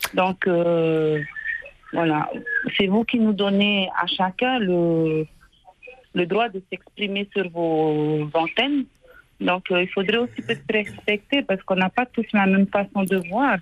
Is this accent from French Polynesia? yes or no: yes; Huahine, Leeward Islands, French Polynesia; je suis de Wahini